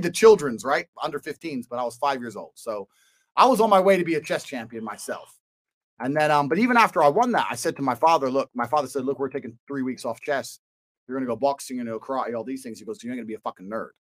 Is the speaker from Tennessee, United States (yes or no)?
no; Washington, District of Columbia, United States; moved away; So I was born here in DC.